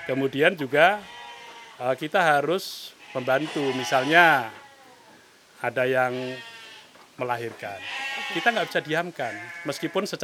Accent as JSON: {"language": "Indonesian", "town": "Muntilan", "region": "Central Java", "country": "Indonesia", "tie": "born or raised there", "said": "Saya lahir di Muntilan."}